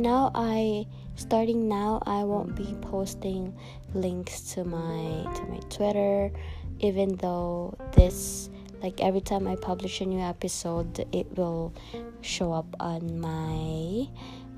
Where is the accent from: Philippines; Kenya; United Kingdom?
Philippines; now in Miami, United States; I am Filipino, he is Nicaraguan, and I was born in the Philippines